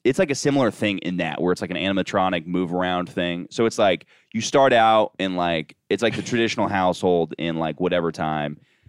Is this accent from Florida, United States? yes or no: yes; Orlando, Florida, United States; moved away; I'm from Orlando.